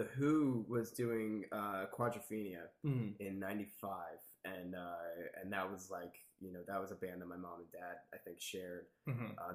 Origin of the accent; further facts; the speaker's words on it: Middletown, New Jersey, United States; also born or lived in Hoboken, New Jersey; New Jersey my whole life. Lived in a couple different towns, but kind of stayed around the same area, based around Middletown, New Jersey